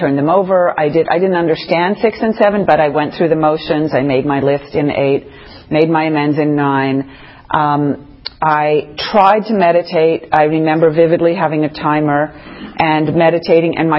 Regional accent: near Sherbrooke, Quebec, Canada; moved away; also born or lived in New York; Sherbrooke, which is a little town near where I grew up in Quebec.

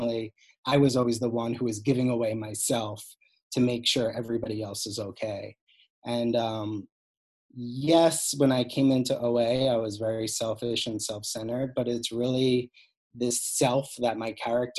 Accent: Cold Spring Harbor, New York, United States; I grew up on Long Island in a very perfect looking family, dad doctor, mom psychologist, Cold Spring Harbor

